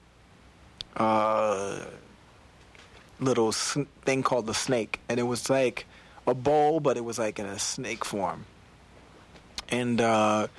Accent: Virginia Beach, Virginia, United States; I was from Virginia Beach, Virginia

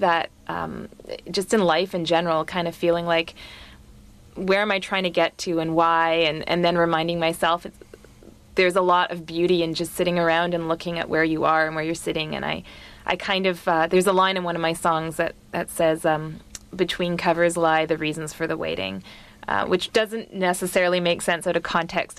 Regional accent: Vancouver, British Columbia, Canada; moved away as an adult; also born or lived in Halifax, Canada; I grew up in Vancouver on the West Coast

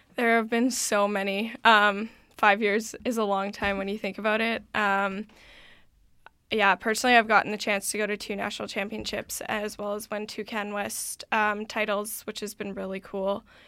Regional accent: Vancouver, British Columbia, Canada; I'm actually from the Point Grey campus here at U B C

